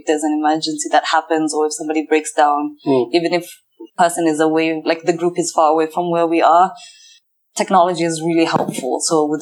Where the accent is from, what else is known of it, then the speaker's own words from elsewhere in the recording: Kenya; moved away; I'm Somali Kenyan, so I don't identify with Somalis from Somalia. I identify as Kenyan.